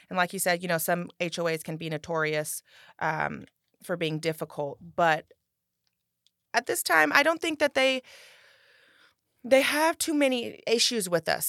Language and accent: English; Rancho Cordova, California, United States; born and raised in Rancho Cordova